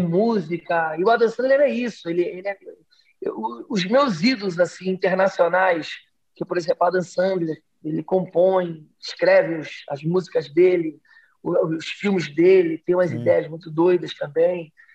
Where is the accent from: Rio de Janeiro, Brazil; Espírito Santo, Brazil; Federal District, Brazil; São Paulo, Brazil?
Rio de Janeiro, Brazil; accent: carioca; Eu sou do Rio de Janeiro, então aqui eu, eu sou do subúrbio do Rio, sou de Realengo, já andei muito de trem